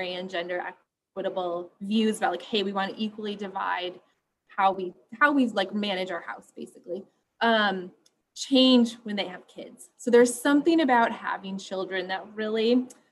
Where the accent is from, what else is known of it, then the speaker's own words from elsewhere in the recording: West Michigan, United States; I grew up in West Michigan, which is a pretty conservative, homogenous area of the country